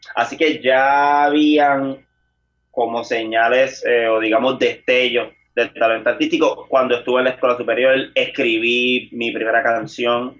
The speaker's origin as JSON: {"language": "Spanish", "town": "San Juan", "country": "Puerto Rico", "tie": "born or raised there", "said": "yo tengo 28 años y soy natural del pueblo de San Juan."}